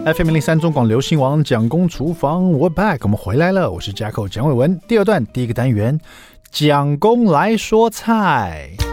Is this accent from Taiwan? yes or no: yes; Taiwan; 五星主厨快餐车是我们台湾这边的翻译